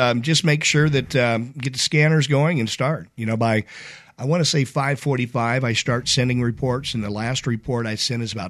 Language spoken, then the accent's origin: English; Indiana, United States; My dad. And we grew up in Indiana, so